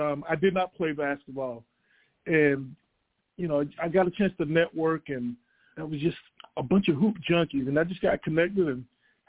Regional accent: Ocala, Florida, United States; moved away as an adult; also born or lived in Morgantown, West Virginia; I grew up in Ocala.

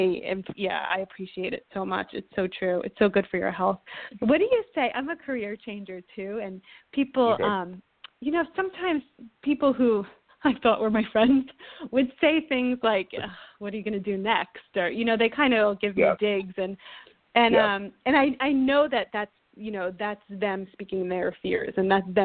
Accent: New Jersey, United States; also born or lived in New York / Chicago / Boston; now in Los Angeles, United States; I grew up in New Jersey, lived in New York for many years.

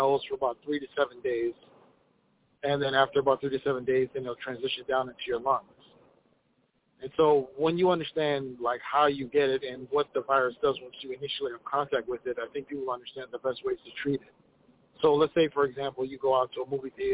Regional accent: Minneapolis, Minnesota, United States; from Minneapolis

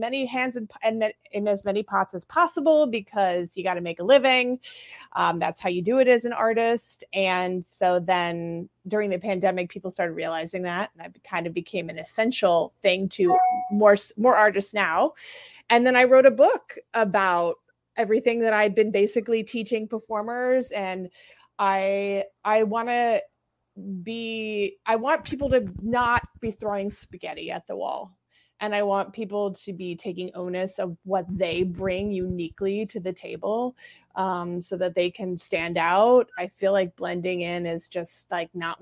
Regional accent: Southern California, United States; moved away as an adult; also born or lived in New England; now in New York, United States; born and raised, Southern California girl

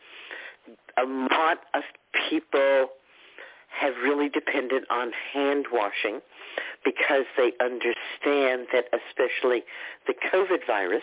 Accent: United States; as crass American

